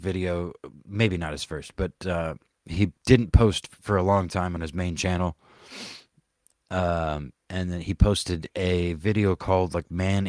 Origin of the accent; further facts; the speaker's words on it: the South, United States; growing up in the South